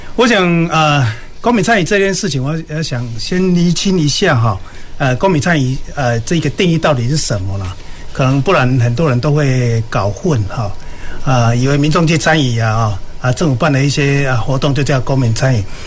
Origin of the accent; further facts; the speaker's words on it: Kaohsiung, Taiwan; 我们高雄人